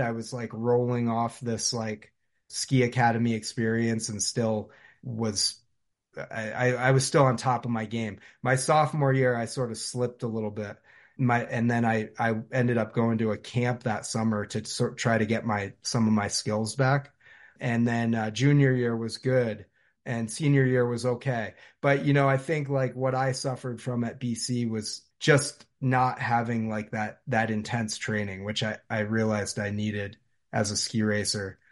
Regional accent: South Londonderry, Vermont, United States; I grew up in South Londonderry, Vermont, which is about ten minutes from Stratton Mountain

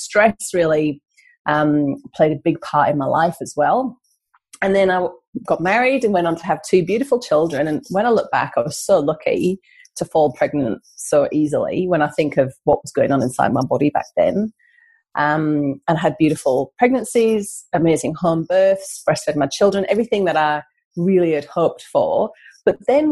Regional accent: North East England, United Kingdom; now in Australia; as you can tell from my accent, I'm not Australian. I've come from the northeast of England

